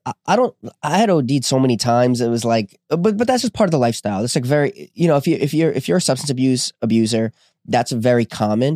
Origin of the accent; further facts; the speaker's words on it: New Jersey, United States; I was born in New Jer-, New Jersey